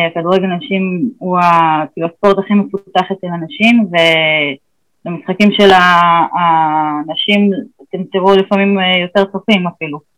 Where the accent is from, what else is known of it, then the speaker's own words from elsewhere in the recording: Beersheba, Southern District, Israel; also born or lived in Ramat HaSharon; העיר שגדלתי בה